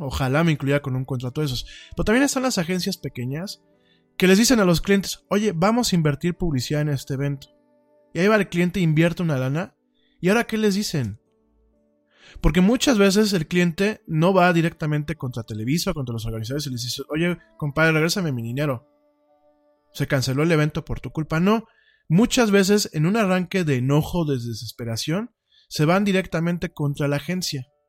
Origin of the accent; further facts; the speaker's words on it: Mexico; nuestro país